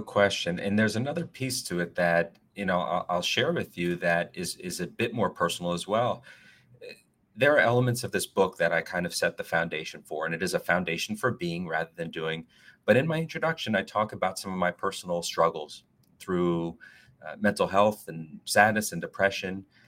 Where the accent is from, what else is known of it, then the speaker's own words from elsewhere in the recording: Northern New Jersey, United States; moved away; also born or lived in New York City / South Florida / Washington, D.C.; I am originally from Northern Jersey. I'm a Northeasterner.